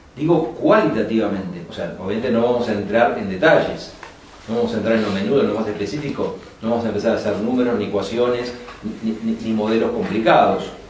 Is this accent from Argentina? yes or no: yes; Lomas de Zamora, Buenos Aires Province, Argentina; also born or lived in San Rafael, Mendoza; Enseño en un terciario en Loma de Zamora que es el lugar donde yo nací